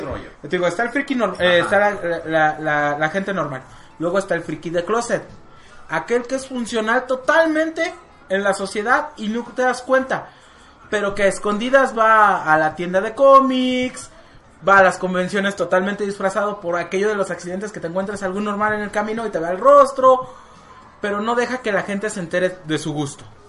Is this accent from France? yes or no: no; Mexico; Aquí en México